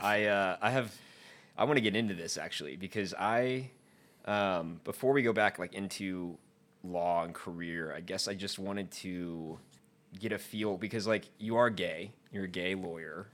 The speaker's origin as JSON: {"language": "English", "region": "the South", "country": "United States", "tie": "born or raised there", "said": "growing up in the South"}